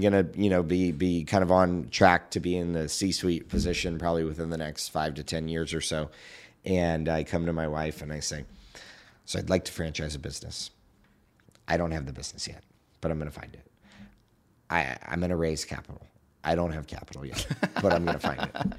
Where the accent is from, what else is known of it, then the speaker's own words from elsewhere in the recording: Southern California, United States; I grew up in Southern California